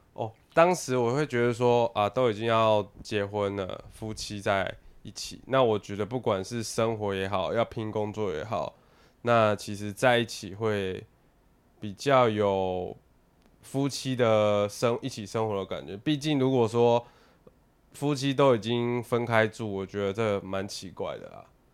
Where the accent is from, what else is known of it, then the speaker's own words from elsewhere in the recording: Taipei, Taiwan; also born or lived in Hsinchu; 因为我是台北人嘛